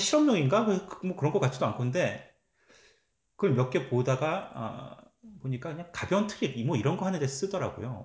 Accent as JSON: {"language": "Korean", "region": "Seoul", "country": "South Korea", "tie": "born or raised there", "moved": "yes", "lives_now": "Canada", "said": "서울 집에만 있는 거니까"}